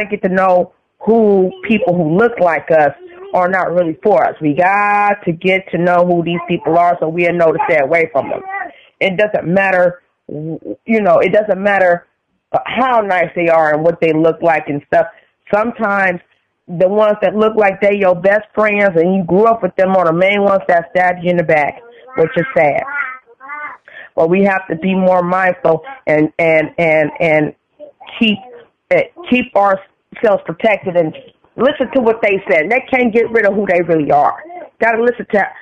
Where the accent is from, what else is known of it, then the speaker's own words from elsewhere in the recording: San Francisco, California, United States; I grew up in San Francisco.